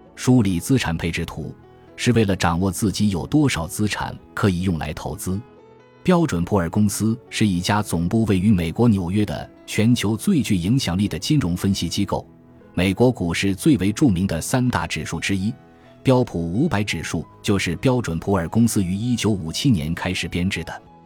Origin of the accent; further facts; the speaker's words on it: China; 我们中国人